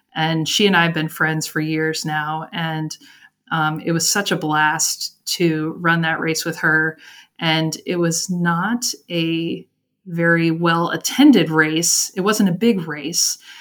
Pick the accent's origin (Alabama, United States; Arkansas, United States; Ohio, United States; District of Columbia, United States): District of Columbia, United States; Washington; moved away as an adult; also born or lived in Northern Virginia; now in Brownsville, United States; I'm originally from Washington, D.C., in the Northern Virginia area.